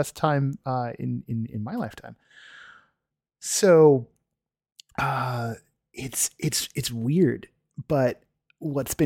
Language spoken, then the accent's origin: English; United States; I'm an American, like so many of you